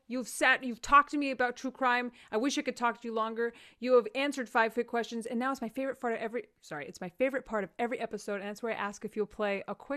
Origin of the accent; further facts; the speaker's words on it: Amarillo, Texas, United States; I grew up in Amarillo